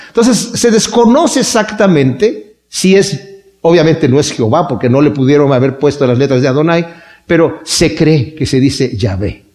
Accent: Mexico; así pensábamos en México

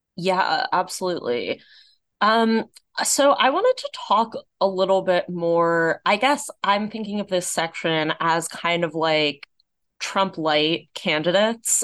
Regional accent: Los Angeles, California, United States; Los Angeles, my hometown

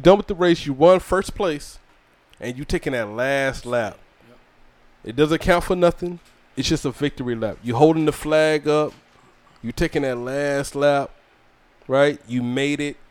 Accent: Georgia, United States; also born or lived in South Carolina; now in Fayetteville, United States; I'm from Georgia

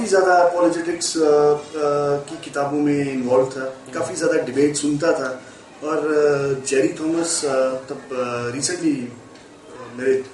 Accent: Jammu and Kashmir, India; मैं मैं वैसे जम्मू कश्मीर का रहने वाला

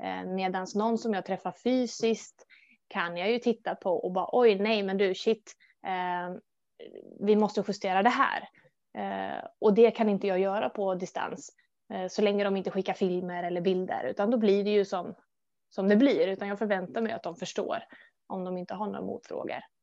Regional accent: Gothenburg, Västra Götaland, Sweden; Jag är född och uppvuxen i Göteborg. Framförallt Hisingen där då.

